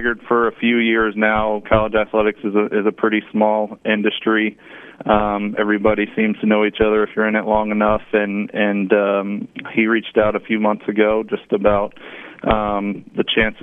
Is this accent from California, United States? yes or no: no; Dallas, Texas, United States; moved away as an adult; now in Lafayette, United States; I grew up in Dallas